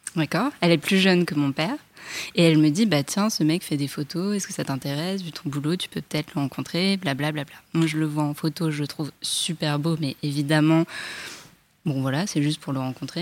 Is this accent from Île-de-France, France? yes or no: yes; Paris, Île-de-France, France; je vis en banlieue, je suis parisienne